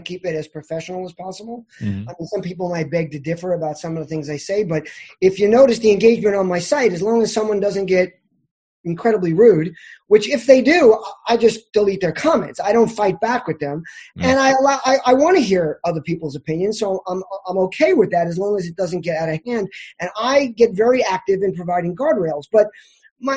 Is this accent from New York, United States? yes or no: yes; New York, United States; I'm a New Yorker.